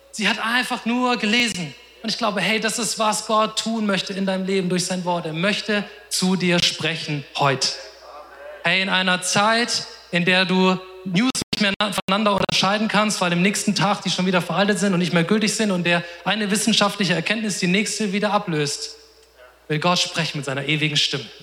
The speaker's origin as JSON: {"language": "German", "town": "Offenbach", "region": "Hesse", "country": "Germany", "said": "Ah, ich komme aus Offenbach, die sind in Mainz. Heißt eineinhalb Stunden Fahrt."}